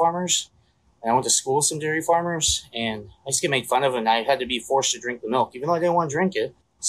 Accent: California, United States; I'm from California.

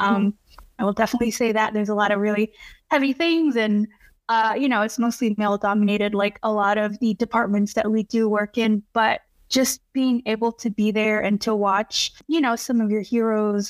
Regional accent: Texas, United States; moved away; I was born and raised in Texas

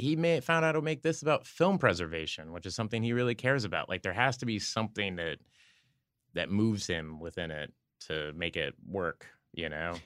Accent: Oklahoma, United States; I'm from Oklahoma

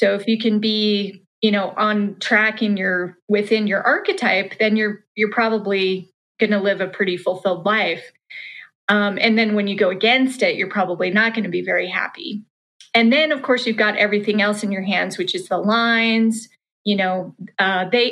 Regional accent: Salt Lake City, Utah, United States; I grew up in Salt Lake City, Utah

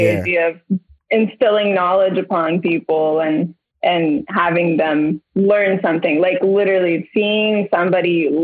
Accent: South Florida, United States; moved away; I grew up in South Florida.

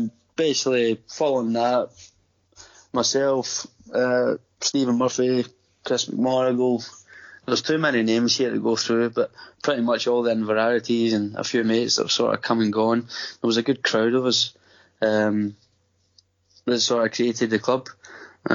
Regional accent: Coatbridge, Scotland, United Kingdom; moved away as an adult; now in Gold Coast, Australia; I'm from Coatbridge

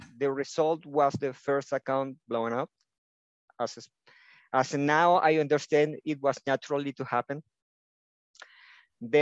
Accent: Venezuela; first language Spanish; English is a second language; now in Ecuador; I was born in Venezuela, now living in Ecuador

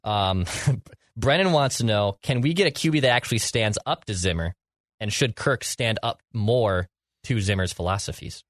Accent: Ireland; as an Irish lad

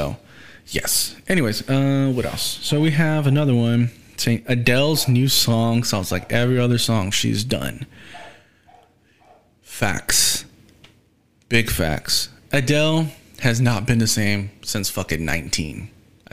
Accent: Houston, Texas, United States; I'm from Houston

